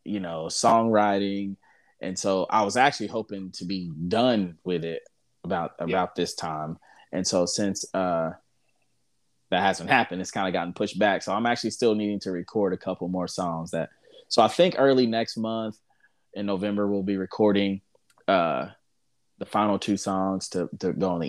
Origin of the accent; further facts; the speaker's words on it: Houston, Texas, United States; I was born in Houston, and so growing up, we listened to a lot of like Houston, like a lot of rap